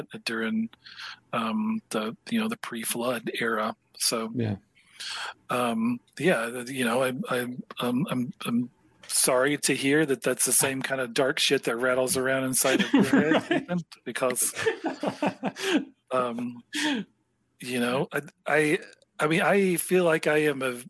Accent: Deep South, United States; I grew up in the Deep South, so I grew up Southern

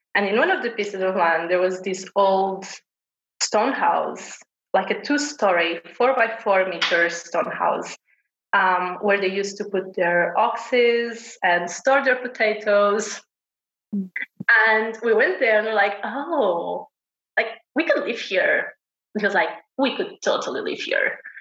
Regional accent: Portugal; I've been born and raised in Portugal

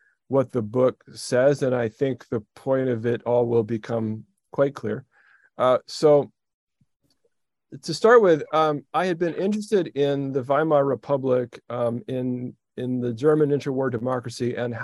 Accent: Edmonton, Alberta, Canada; moved away as an adult; also born or lived in Rochester, New York / Toronto; I was born in Rochester, New York. My mom was from New York City, but my dad was Canadian. And very soon after I was born, my parents stuffed me in the back of a car and drove to Edmonton, Alberta, which is where I grew up

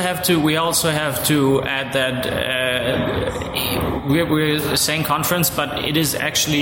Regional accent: Germany; moved away as an adult; now in Kaunas, Lithuania; from Germany. I moved here a few months ago to be part of the Game On team.

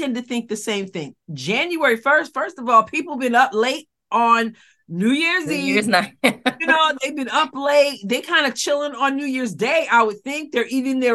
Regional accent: New York, United States; now in Missouri, United States; I'm in Missouri, but I'm from New York

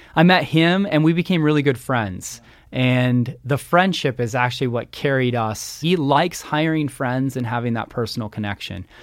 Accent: Redmond, Washington, United States; I grew up in Redmond, Washington, the bicycle capital of Washington State

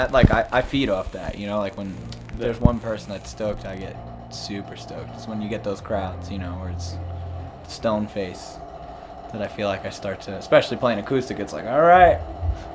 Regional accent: New Jersey, United States; well, I'm from Jersey.

